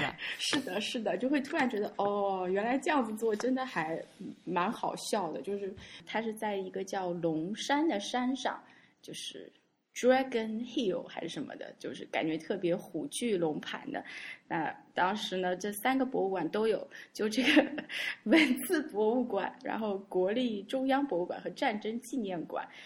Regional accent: China; 我们是来自中国的

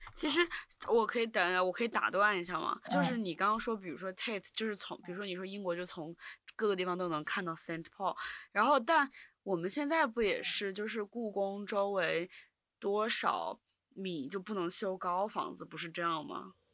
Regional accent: Wuhan, Hubei, China; moved away as an adult; also born or lived in Beijing; 就我是武汉人嘛，然后我，我从小长大的时候，我感觉很少在武汉看到这种一个像民国或者苏联时期的建筑

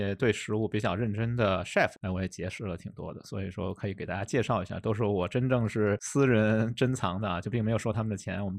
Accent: Beijing, China; moved away; also born or lived in Shenzhen; 我的家乡可能被大家认为也是一个美食荒漠吧，就北京可能也是一个美食沙漠，并没有什么北京美食。

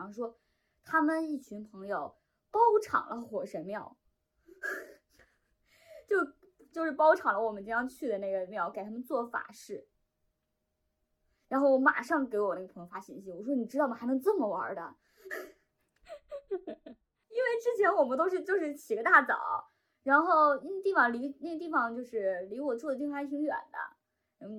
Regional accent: China; 因为他用的一个是古日语嘛，就我们中国人读起来毫无压力，

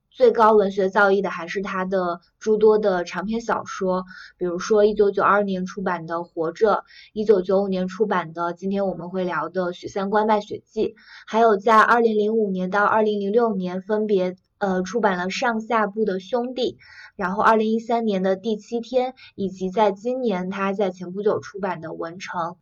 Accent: China; 我们作为一个中国人

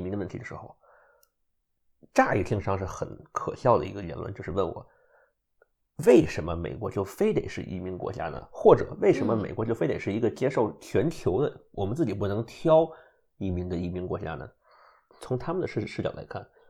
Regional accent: China; now in United States; 你我都是中国人

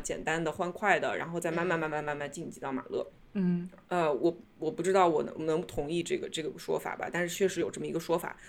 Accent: China; now in New York, United States; 我们中国人

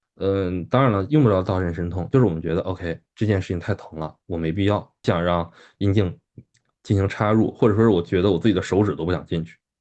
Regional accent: China; 我们中国人

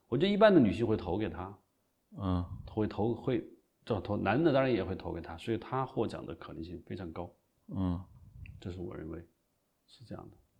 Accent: China; 我要金鸡奖最，因为我觉得是我是中国人，金鸡奖是中国的最高奖，是吧？

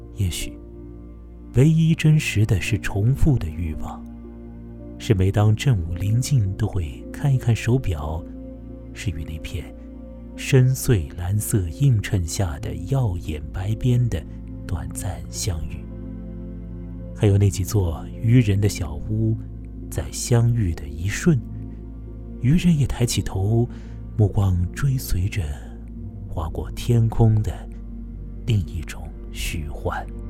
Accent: Chongming Island, Shanghai, China; 那是我的家乡长江近投的崇明岛

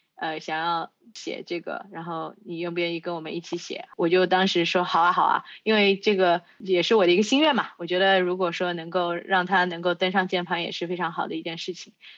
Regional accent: China; 我是在中国出生长大的

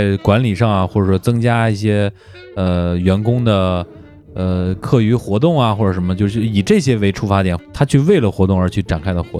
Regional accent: Beijing, China; 那个人家确实我是一口土话，我是北京的

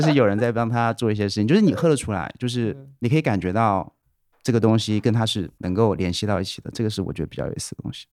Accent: Wuhan, Hubei, China; moved away; 小时候在武汉长大的嘛，就哦。是我爸妈之前在武汉做生意，所以我在武汉长大了

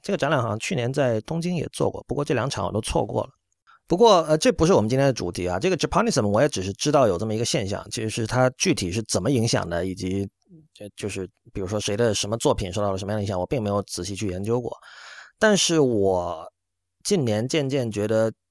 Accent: China; 我作为一个中国人

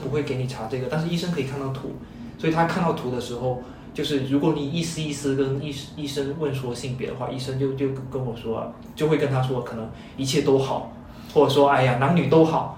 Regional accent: Chaozhou, Guangdong, China; moved away as an adult; 我是在潮州长大到大学

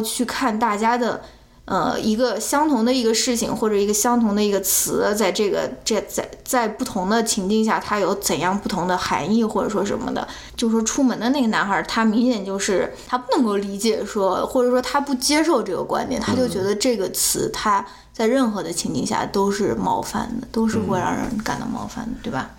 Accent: China; moved away as an adult; now in United States; 我是基本上出生，成长在中国是一个单一种族的国家

